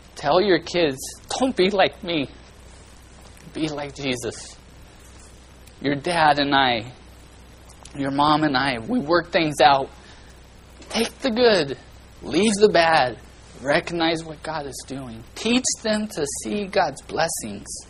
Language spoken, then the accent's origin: English; Bakersfield, California, United States; I come from Little Oklahoma and Bakersfield